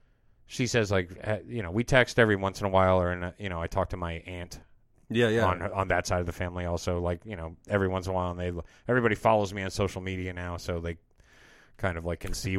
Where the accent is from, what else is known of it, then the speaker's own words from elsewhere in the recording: Georgia, United States; born there; And so, I, like, ended up getting a hold of my aunt in Georgia, where, like, I was born in Georgia.